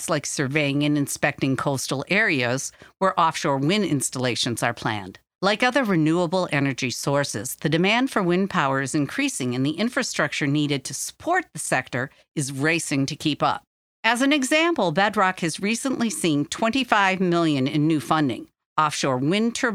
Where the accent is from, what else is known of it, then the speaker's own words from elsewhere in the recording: Michigan, United States; my home state of Michigan